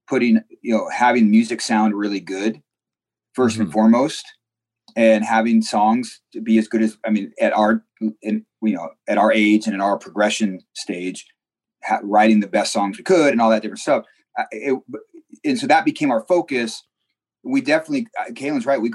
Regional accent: Seattle, Washington, United States; what we grew up with in Seattle

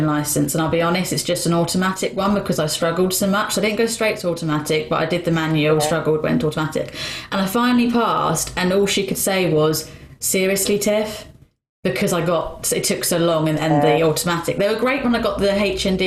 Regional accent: Luton, East of England, United Kingdom; moved away; also born or lived in Bedford; I'm from Luton

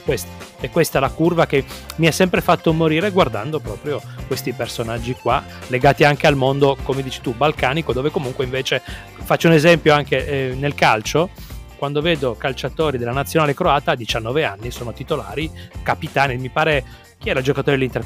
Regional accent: Turin, Piedmont, Italy; moved away as an adult; now in Trieste, Italy; sono di Torino trapiantato, sono okay. qua da 18 anni

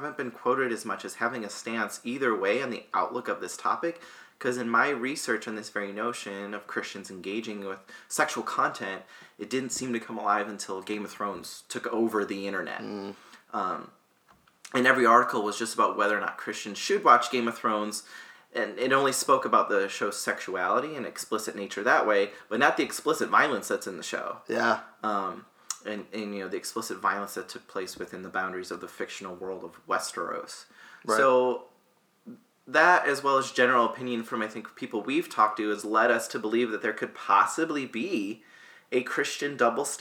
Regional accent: United States; we're born and raised in the United States

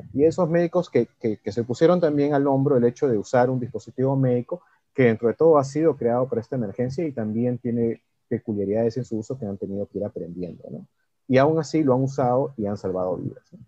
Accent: Peru

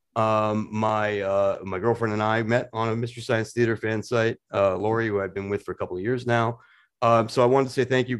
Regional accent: Portland, Maine, United States; my hometown of Portland, Maine

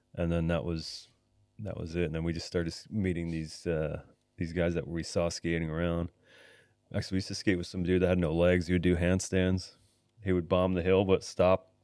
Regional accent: Niagara Falls, Ontario, Canada; also born or lived in Blaine / Los Angeles; now in Vancouver, Canada; I was born in Niagara Falls, Ontario

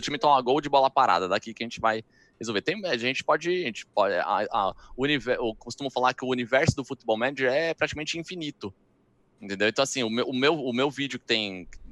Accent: Brazil; sou do Brasil

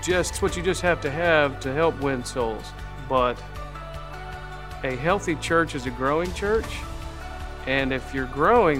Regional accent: Owosso, Michigan, United States; I grew up here in Owosso

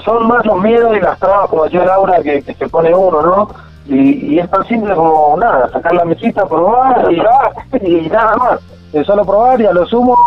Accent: Buenos Aires, Argentina; moved away as an adult; nosotros salimos de Buenos Aires

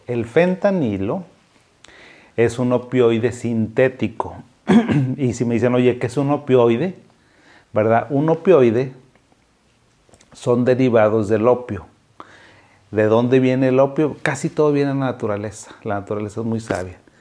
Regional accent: Mexico; now in Monterrey, Mexico; soy mexicano

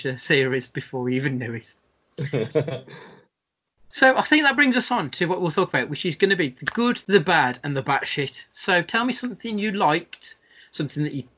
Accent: Scotland, United Kingdom; as a Scottish person, the Scottish people I know

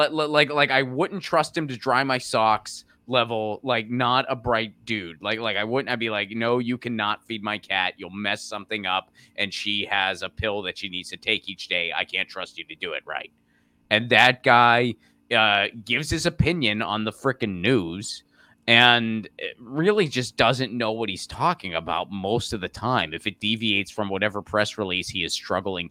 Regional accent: Pittsburgh, Pennsylvania, United States; my hometown of Pittsburgh

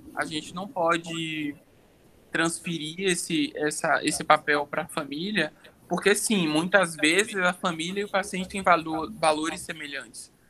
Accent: Salvador, Bahia, Brazil; moved away as an adult; now in São Paulo, Brazil; sou baiano de Salvador

